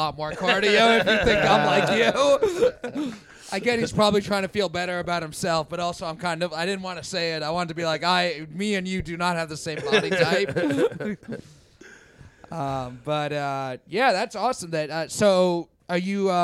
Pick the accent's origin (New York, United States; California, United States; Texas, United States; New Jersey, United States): New York, United States; New York City; I grew up in Bayside